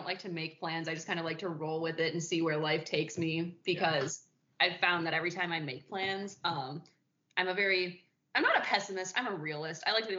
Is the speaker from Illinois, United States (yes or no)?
yes; Chicago, Illinois, United States; accent: Chicago; moved away as an adult; now in Louisville, United States; I was born and raised in Chicago.